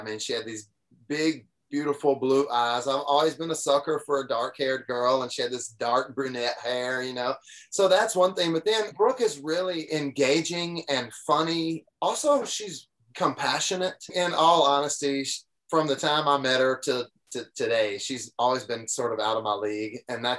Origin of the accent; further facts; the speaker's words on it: Deep South, United States; I grew up in the Deep South. I still live in Tennessee, which is fully within it's not like we're half in and half out. We're in the Deep South